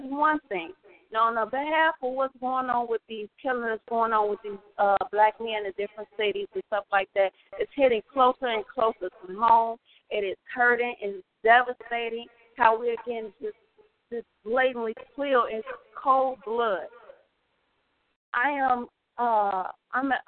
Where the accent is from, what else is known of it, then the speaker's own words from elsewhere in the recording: Chicago, Illinois, United States; I'm from Chicago